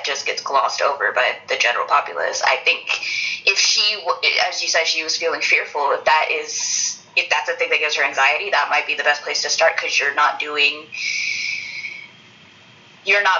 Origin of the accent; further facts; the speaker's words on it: United States; as an American and as a Black person